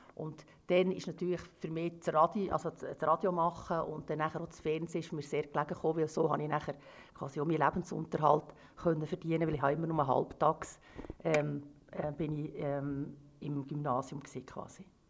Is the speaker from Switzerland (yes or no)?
yes; Switzerland; ich ja in der Schweiz geboren bin